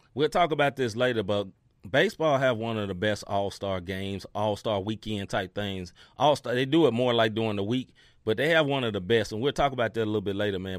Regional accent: Memphis, Tennessee, United States; I grew up in Memphis, Tennessee

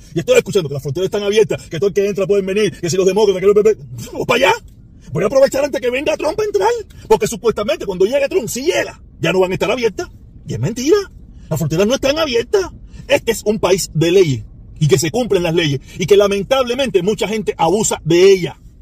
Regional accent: Cuba; now in United States; no somos los cubanos los únicos

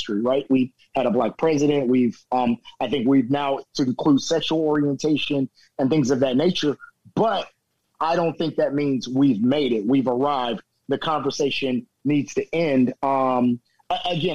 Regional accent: Cincinnati, Ohio, United States; I'm from Cincinnati, Ohio

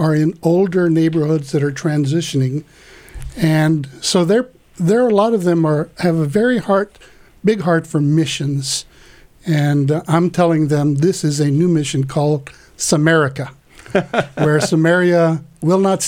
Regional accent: Corpus Christi, Texas, United States; also born or lived in Laredo, Texas / Austin, Texas; I was born in Corpus Christi here in Texas, lived in Laredo, and was educated in Austin

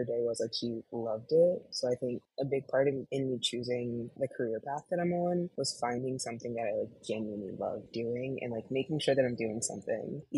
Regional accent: right outside of Philly, Pennsylvania, United States; now in Chicago, United States; I was born and raised right outside of Philly, currently living in Chicago now.

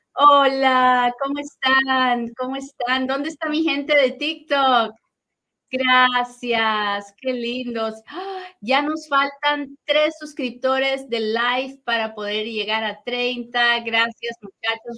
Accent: Peru; now in United States; tengo un superacentazo pero es que soy bien peruana.

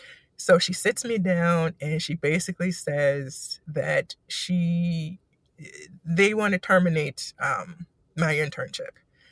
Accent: East Coast, United States; the culture here is crazy to me because I'm from the East Coast.

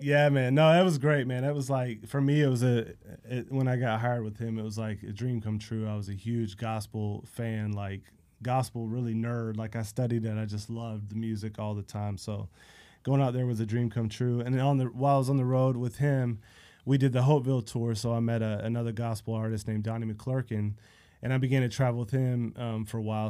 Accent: Central Florida, United States; I grew up in Central Florida, middle of nowhere

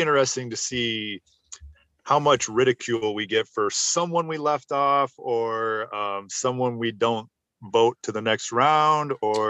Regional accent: United States; I say that as an American

